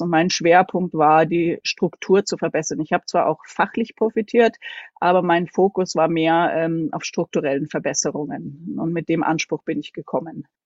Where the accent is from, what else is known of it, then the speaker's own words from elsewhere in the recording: Munich, Bavaria, Germany; von der Wohnung, wo ich aufgewachsen bin, bis zu unserem Haus, wo ich jetzt wohne, sind, liegen nur 100 Meter dazwischen. Ansonsten habe ich in München, bin ich zur Schule gegangen, habe dort studiert